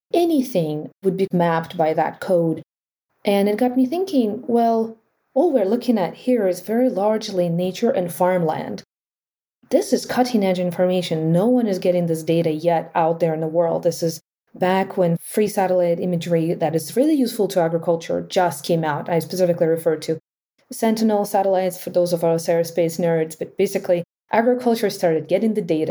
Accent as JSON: {"language": "English", "country": "Ukraine", "tie": "born or raised there", "moved": "yes", "said": "I was born in Ukraine"}